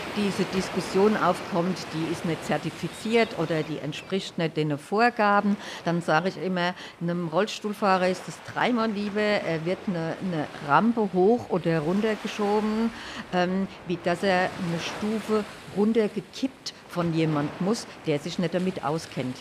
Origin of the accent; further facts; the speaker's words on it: Hanau, Hesse, Germany; ich komme aus Hanau